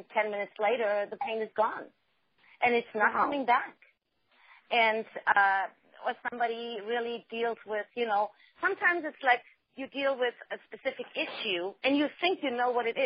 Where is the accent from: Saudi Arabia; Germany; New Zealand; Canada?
Germany; now in United States; I'm originally from Germany